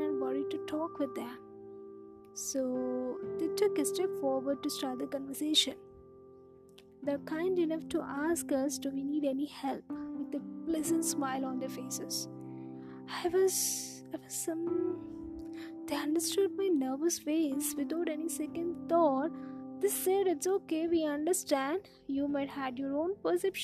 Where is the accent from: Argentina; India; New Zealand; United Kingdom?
India; Growing up in India, I was taught to respect your friends, family and elders.